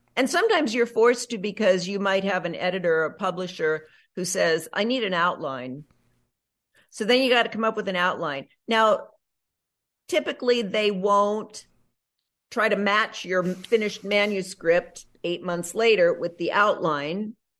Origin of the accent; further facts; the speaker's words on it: Nebraska, United States; moved away as an adult; also born or lived in North Dakota / New York City, United States; now in Los Angeles, United States; I grew up mostly in Nebraska